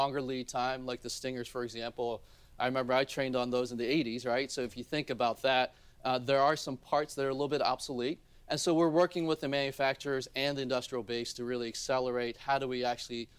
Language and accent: English; Baltimore, Maryland, United States; also born or lived in South Korea; I grew up in Baltimore